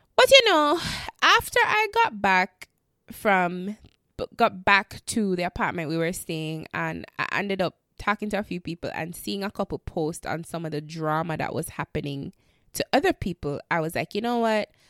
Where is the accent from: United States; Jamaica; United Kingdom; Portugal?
Jamaica; I know me as a Jamaican